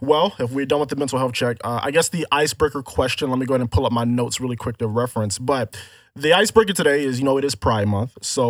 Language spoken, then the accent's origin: English; Florida, United States; I grew up in Florida